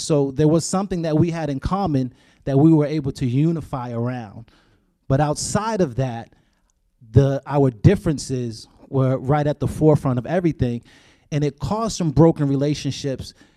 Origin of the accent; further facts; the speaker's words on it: Boston, Massachusetts, United States; growing up in Boston, uh, Massachusetts